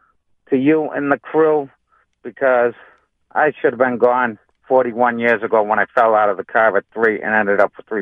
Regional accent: Massachusetts, United States; I'm from Massachusetts. That's just the way we talk here.

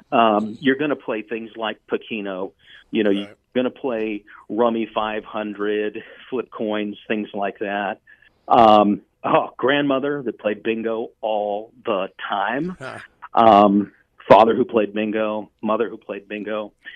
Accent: Virginia, United States; I've always considered myself kind of a northern southerner. I grew up in Virginia. Mm-hmm. I'm German-Italian. The side of the family that I know is from Brooklyn, New York. So as a kid growing up in the 70s

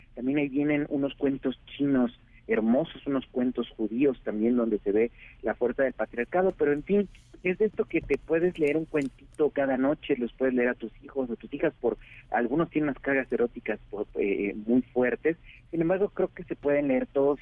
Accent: Oaxaca, Mexico; mi pueblo de Oaxaca

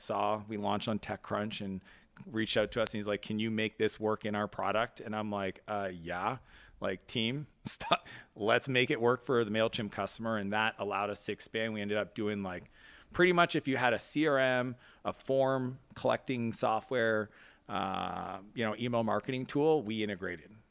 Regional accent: East Coast of Canada, Atlantic Canada, Canada; now in United States; I grew up in Canada on the East Coast, even though I spent most of my time in the U S.

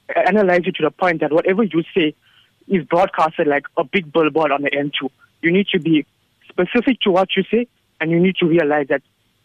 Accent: South Africa; I'm actually born and raised in Vietnam

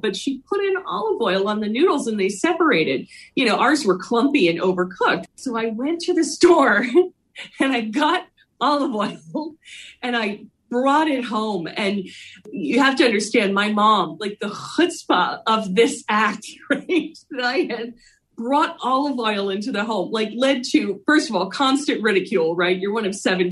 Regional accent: Philadelphia, Pennsylvania, United States; I grew up in Philly

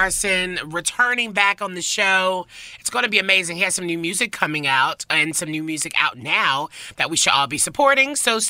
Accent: Nashville, Tennessee, United States; growing up in the South, very religious, like Like, literally, I'm from Nashville

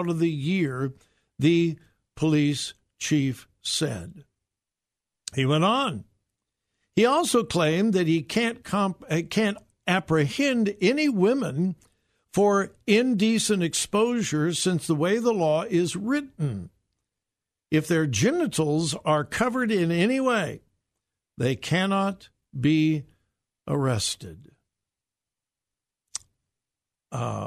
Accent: California, United States; moved away; It may be my home state. I may have grown up there

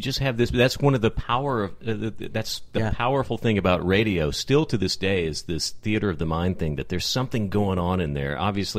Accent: Texas, United States; I grew up in Texas.

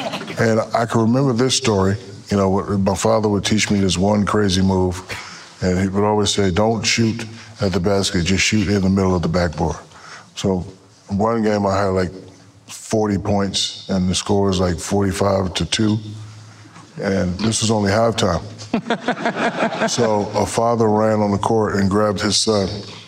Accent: Newark, New Jersey, United States; moved away; also born or lived in Georgia / Germany; No, I'm born and raised in Newark, New Jersey. And my father was a military drill sergeant.

